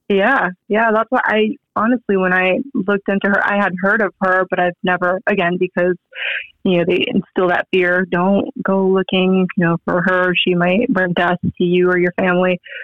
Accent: San Diego, California, United States; moved away as an adult; also born or lived in Rockledge, Florida; now in Las Vegas, United States; I was born in Florida, but you know I moved to San Diego and pretty much grew up in San Diego, raised in San Diego, and now I moved to Vegas

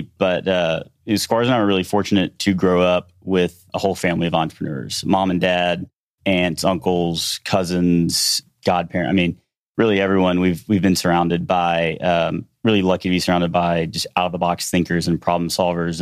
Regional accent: Shreveport, Louisiana, United States; moved away as an adult; also born or lived in Houston; We were born and raised in Shreveport, Louisiana

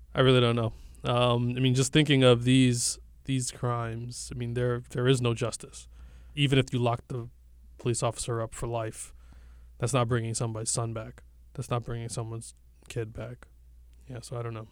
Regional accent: New York City, New York, United States; I'm an artist from Brooklyn, New York

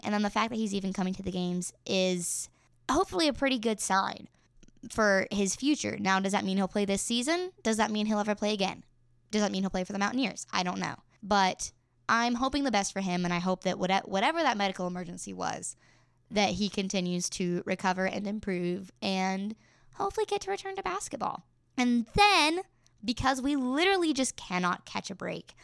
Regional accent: Elkins, West Virginia, United States; in my hometown of Elkins, West Virginia

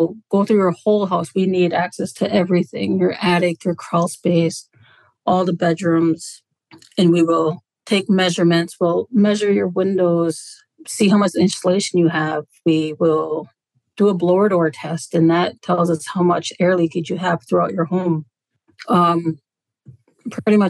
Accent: Naytahwaush, Minnesota, United States; I'm from Natawash, Minnesota

